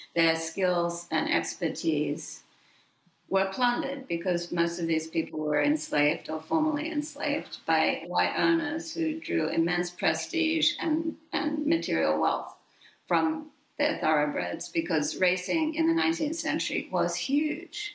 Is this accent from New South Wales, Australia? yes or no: yes; Sydney, New South Wales, Australia; moved away as an adult; my hometown, Sydney, Australia